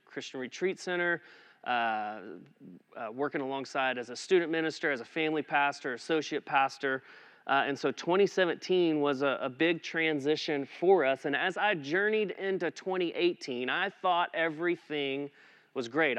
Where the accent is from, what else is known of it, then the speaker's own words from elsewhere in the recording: Eastland, Texas, United States; moved away as an adult; now in Aledo, United States; we had been living back in my hometown in Eastland